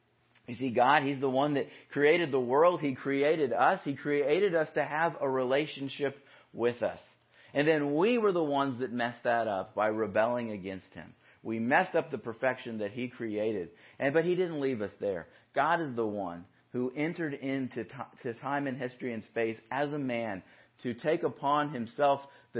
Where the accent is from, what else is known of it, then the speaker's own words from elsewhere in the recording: Yorba Linda, California, United States; So I grew up in Yorba Linda. My parents still live in the house that we grew up in.